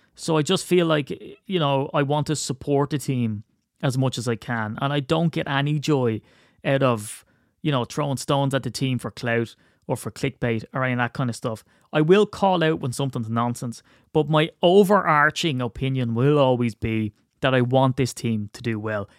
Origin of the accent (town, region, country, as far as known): Ireland